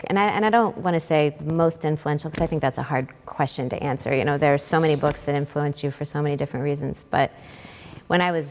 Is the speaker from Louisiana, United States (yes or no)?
yes; New Orleans, Louisiana, United States; New Orleans, which is my hometown